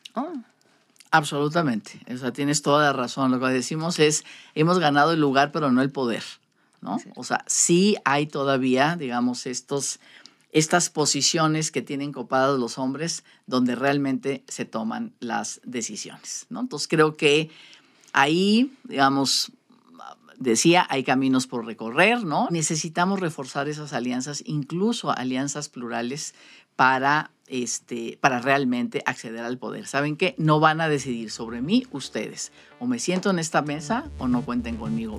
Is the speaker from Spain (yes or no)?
no; Sonora, Mexico; somos sonorenses